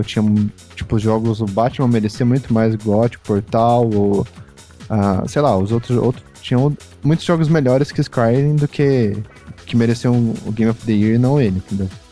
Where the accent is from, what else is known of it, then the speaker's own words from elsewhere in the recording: Brazil; a gente é brasileiro